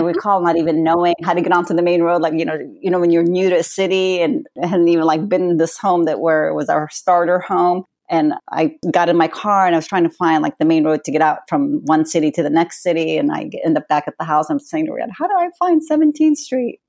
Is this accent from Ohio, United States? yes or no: no; California, United States; born or raised there; also born or lived in Palestine